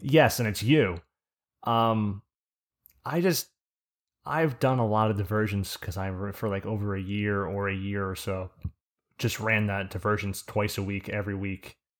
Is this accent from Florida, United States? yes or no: no; New Jersey, United States; accent: Jersey; my accent by calling it a Jew-Z accent